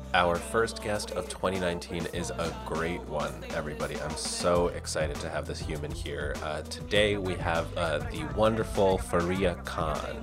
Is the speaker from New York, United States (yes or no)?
yes; suburbs of New York, United States; born or raised there; first language Spanish; English is a second language